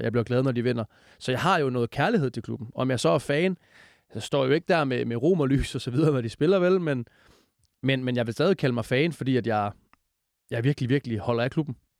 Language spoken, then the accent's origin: Danish; Esbjerg, Southern Denmark, Denmark; jeg er fra Esbjerg, og det er min familie også